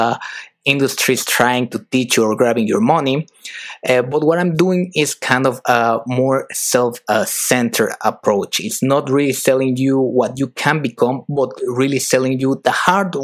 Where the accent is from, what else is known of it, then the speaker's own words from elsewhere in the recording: Mexico; moved away as an adult; also born or lived in United Kingdom / France; I'm originally from Mexico